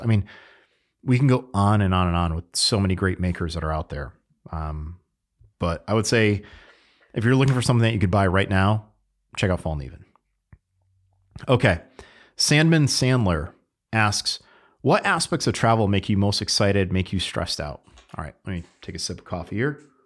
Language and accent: English; Connecticut, United States; I grew up in Connecticut